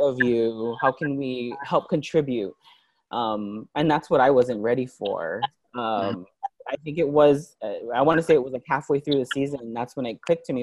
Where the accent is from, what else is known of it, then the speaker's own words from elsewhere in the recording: Hawaii, United States; also born or lived in New York; I lived in Hawaii um, all my life, um, and then I moved to New York in 2004, in 2000 to 2007